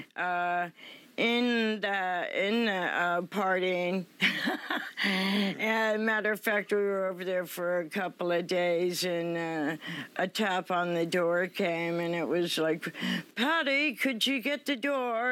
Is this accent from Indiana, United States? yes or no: no; Los Altos, California, United States; I'm originally from Los Altos